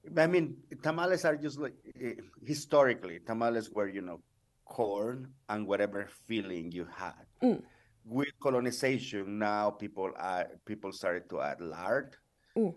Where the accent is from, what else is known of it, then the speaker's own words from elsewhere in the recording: Oaxaca, Mexico; I'm from Oaxaca and I'm very proud of my communities here